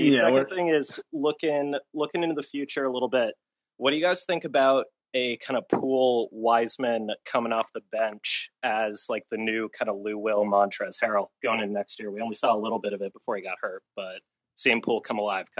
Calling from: Ireland; So first, just want to say I'm calling in from Ireland.

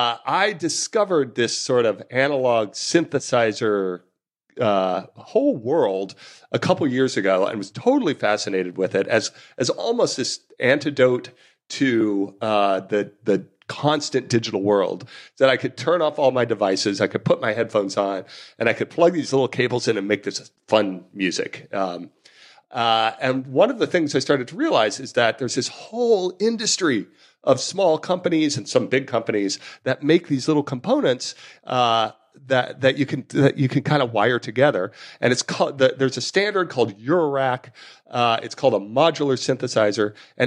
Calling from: London, United Kingdom; I'm recording from London and right in the dead center of the city

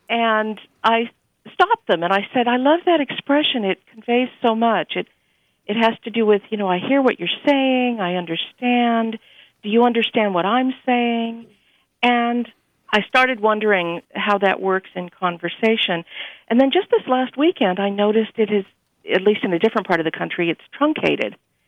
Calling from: Pasadena, California, United States

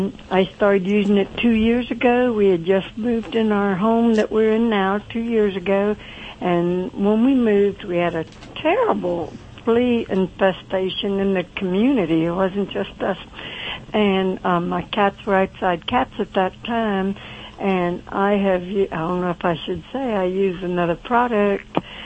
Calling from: Belleville, Pennsylvania, United States; Central Pennsylvania, or a little place called Belleville.

